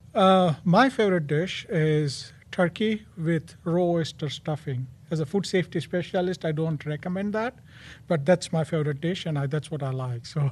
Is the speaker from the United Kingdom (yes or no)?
no; India; moved away as an adult; now in United States; born and raised in India